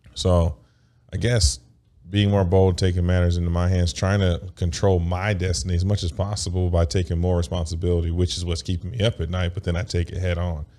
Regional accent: United States; I grew up in a capitalistic, like, America

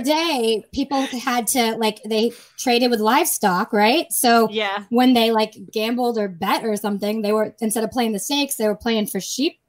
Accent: Massachusetts, United States; There was two Dunkin' Donuts on each side of a street in my hometown.

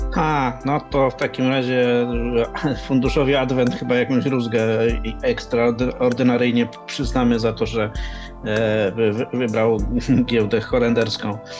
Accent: Poznań, Greater Poland, Poland; Tu jestem z Poznania

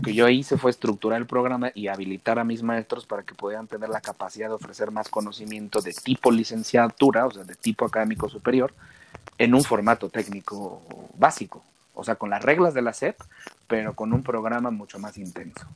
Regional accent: Mexico; la calidad de trabajadores que somos los mexicanos

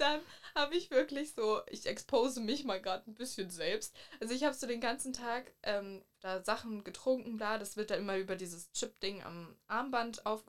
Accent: Mecklenburg-Vorpommern, Germany; moved away; ich komme eigentlich aus Mecklenburg.

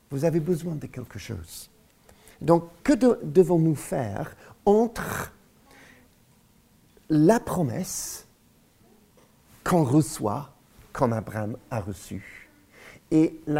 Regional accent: Lyon, Auvergne-Rhône-Alpes, France; Nous avons grandi à Lyon, vous aussi à Paris, Alléluia, Dieu est bon.

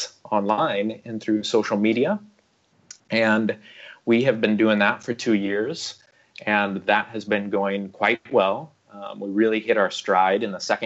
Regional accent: Omaha, Nebraska, United States; moved away as an adult; now in Beijing, China; I'm originally from the American Midwest. I'm from Omaha, Nebraska, Warren Buffett territory

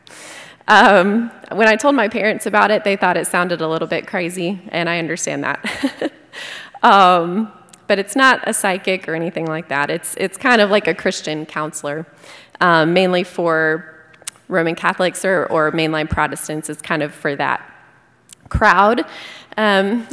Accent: Fort Worth, Texas, United States; born and raised in Fort Worth

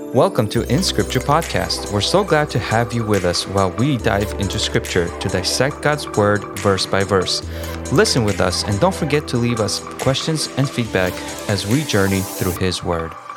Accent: Kharkiv, Kharkiv Oblast, Ukraine; moved away; the church that I used to go to in Ukraine growing up in Kharkiv

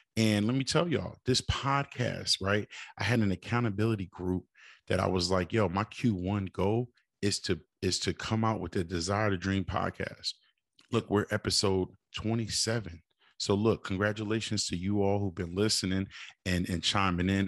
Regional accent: Springfield, Massachusetts, United States; shout out to my hometown, four one three, uh, Springfield.

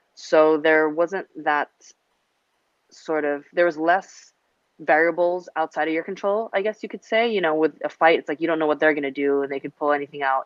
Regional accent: Hong Kong; moved away; I grew up in Hong Kong, international, and you know, a little Western

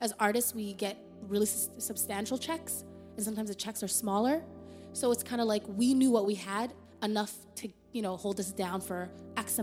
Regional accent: Canada; moved away as an adult; now in United States; we're Canadian artists living in the U.S. on a visa

